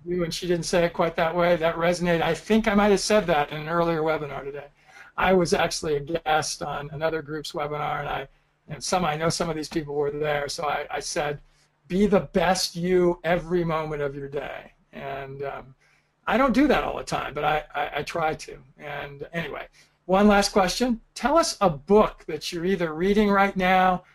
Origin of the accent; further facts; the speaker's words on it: Southern California, United States; moved away as an adult; I grew up in Southern California